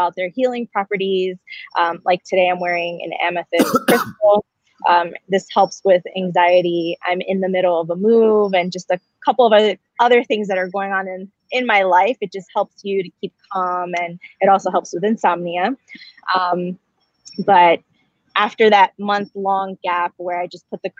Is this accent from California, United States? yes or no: no; New Jersey, United States; moved away as an adult; now in San Diego, United States; I'm originally from New Jersey. I moved out to San Diego about a year ago